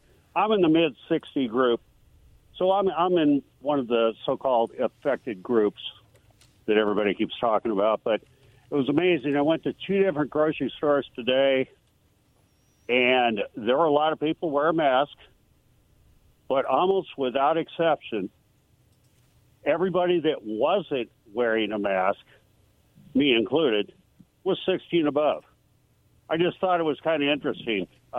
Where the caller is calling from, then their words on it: Pasco, Washington, United States; here from Pasco.